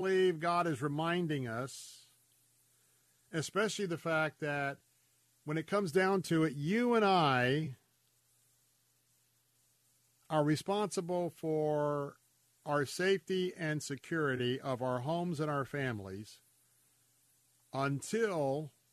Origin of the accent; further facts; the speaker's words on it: Tampa, Florida, United States; I'm a native Tampanian, born and raised in Tampa